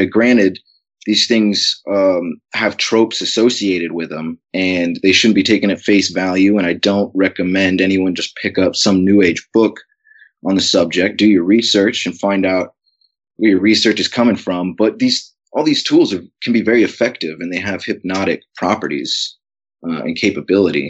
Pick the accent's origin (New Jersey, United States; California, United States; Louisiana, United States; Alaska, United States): Alaska, United States; growing up in Alaska, uh, from an early age